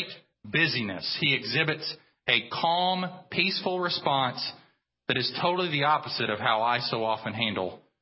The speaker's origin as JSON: {"language": "English", "country": "United States", "said": "we as American Christians"}